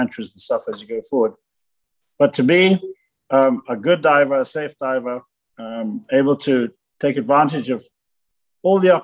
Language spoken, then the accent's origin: English; Jamaica; also born or lived in Germany; growing up in Jamaica in the late 50s and early 60s